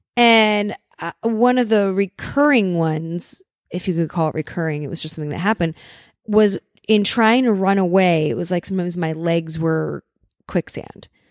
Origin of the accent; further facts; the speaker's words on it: Los Angeles, California, United States; having grown up, grown up in Los Angeles or in the suburbs of L A, we are somewhat segregated out here